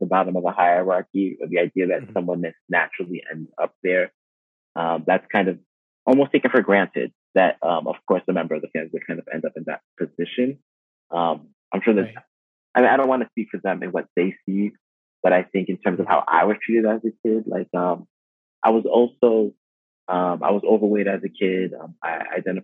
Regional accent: United States; I'm Haitian American. I'm very proud of my Haitian heritage. My parents were born and raised in Haiti. I was born and raised in the U.S.

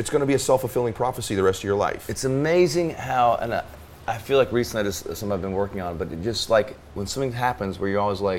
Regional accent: Arizona, United States; I think one thing about growing up in Arizona, there's less, there's almost less roots to like a culture.

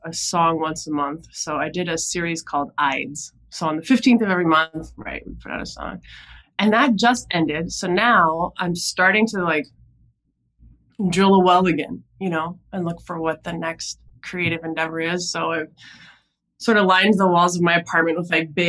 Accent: Minnesota, United States; moved away as an adult; also born or lived in New York City; now in New York, United States; I grew up in Minnesota

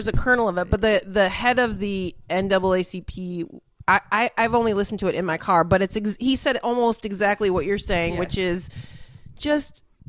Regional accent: Trenton, Michigan, United States; moved away as an adult; also born or lived in Detroit / San Francisco; now in Los Angeles, United States; I'm from Trenton, Michigan, south of Detroit.

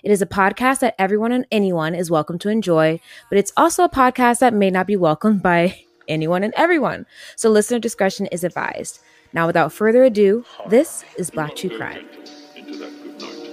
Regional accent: St. Louis, Missouri, United States; That's where the Arch is, and that's where Kristen and I were born

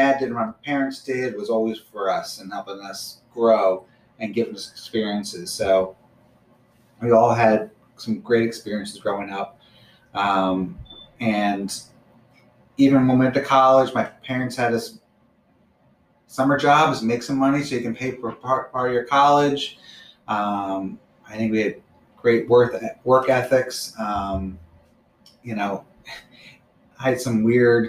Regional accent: Bucks County, Pennsylvania, United States; We live in Bucks County, grew up in Bucks County

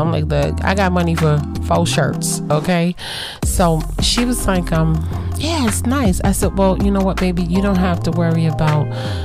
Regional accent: New York City, New York, United States; moved away

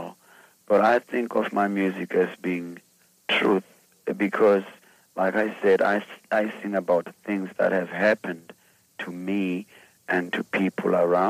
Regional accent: Ermelo, Mpumalanga, South Africa; I'm from South Africa. I was born in a small town southeast of Johannesburg, a town called Ermelo. That's where I was born, and I still live in South

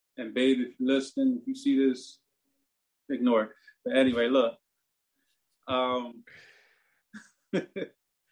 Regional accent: Philadelphia, Pennsylvania, United States; I'm from North Philly

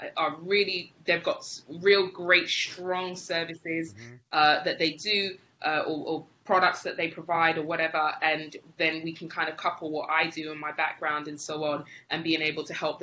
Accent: England, United Kingdom; moved away as an adult; now in Spain; I'm from England originally. I moved to Spain with my husband afterwards.

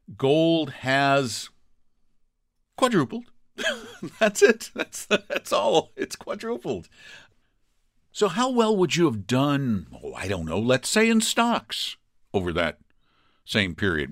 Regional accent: Colorado, United States; I'm from Colorado

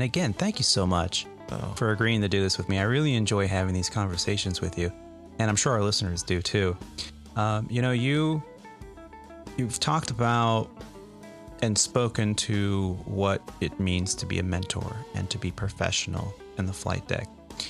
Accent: California, United States; I remember growing up in Northern California in a suburb town in the 80s and 90s.

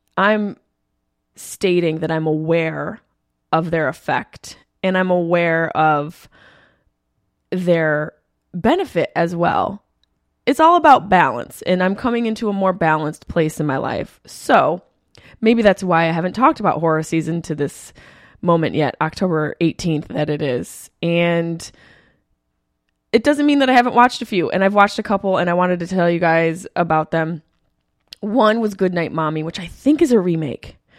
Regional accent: Syracuse, New York, United States; the Funny Bone in my hometown of Syracuse, New York

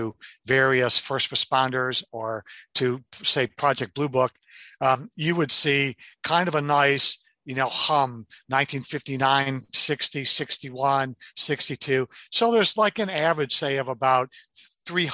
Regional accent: Detroit, Michigan, United States; I'm a guy from Detroit.

